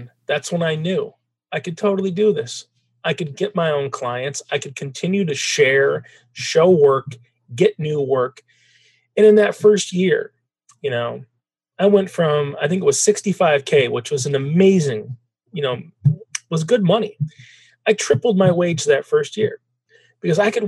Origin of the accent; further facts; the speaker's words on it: Traverse City, Michigan, United States; also born or lived in Detroit, Michigan; Traverse City, Michigan, beautiful town now. 25 years ago, it was a beautiful small town, smaller, but a nice place for a kid to grow up.